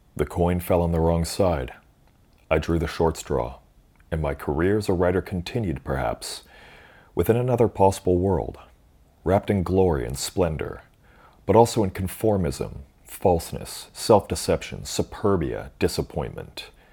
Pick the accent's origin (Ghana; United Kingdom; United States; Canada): Canada; Being Canadian, I have a loose command of French